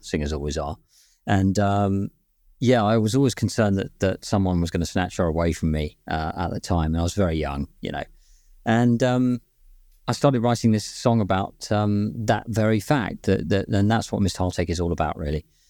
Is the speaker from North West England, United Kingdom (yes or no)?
no; London, United Kingdom; moved away; I was born in West London, actually, but I lived there for, for some time